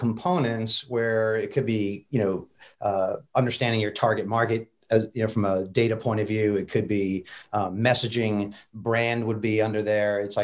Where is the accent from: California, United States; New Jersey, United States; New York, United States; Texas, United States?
New Jersey, United States; now in Raleigh, United States; my Jersey upbringing